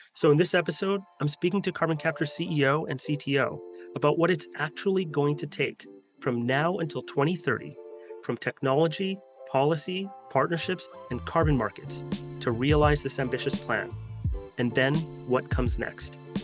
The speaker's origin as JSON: {"language": "English", "country": "Canada", "said": "I'm Canadian myself"}